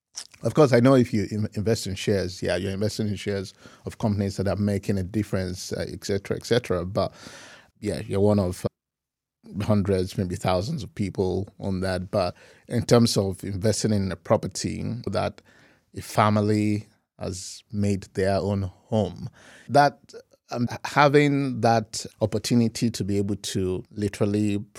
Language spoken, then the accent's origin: English; Ibadan, Oyo, Nigeria; I grew up in Ibadan and went to University of Ibadan for my first degree in economics. And then after that, moved to Lagos to begin my career.